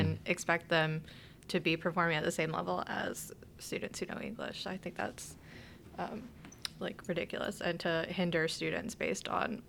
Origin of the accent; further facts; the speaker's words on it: Virginia, United States; now in Chicago, United States; where I grew up in Virginia